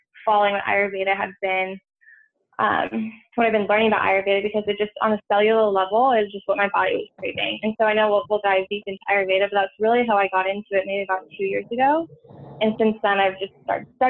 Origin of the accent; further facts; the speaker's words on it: Santa Barbara, California, United States; moved away as an adult; now in San Francisco, United States; I'm originally from California. I grew up on the Central Coast, so around Santa Barbara area